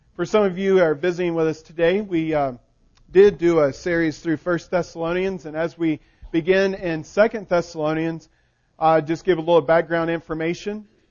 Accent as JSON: {"language": "English", "region": "the South", "country": "United States", "said": "I'm from the South"}